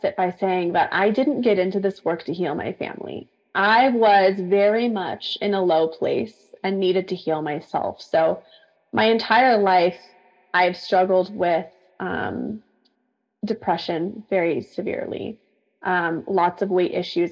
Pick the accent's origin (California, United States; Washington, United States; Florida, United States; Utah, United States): California, United States; San Diego; also born or lived in Central Coast, California; I decided to move back to my hometown where I was from in San Diego